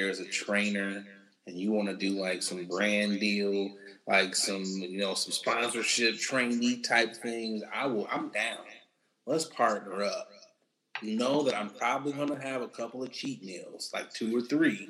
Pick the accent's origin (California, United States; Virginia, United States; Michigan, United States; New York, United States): Michigan, United States; now in Chicago, United States; I know I'm from Michigan.